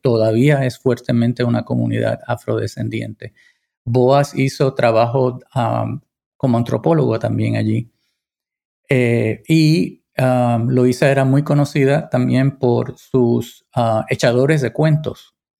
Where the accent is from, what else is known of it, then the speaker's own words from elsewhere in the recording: Puerto Rico; mi tierra